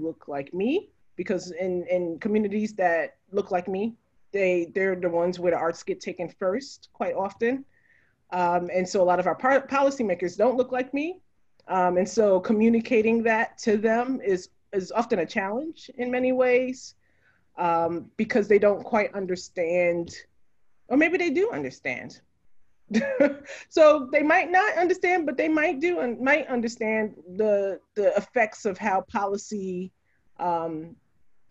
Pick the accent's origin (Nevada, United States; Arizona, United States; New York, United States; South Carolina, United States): New York, United States; New York City; I grew up in New York City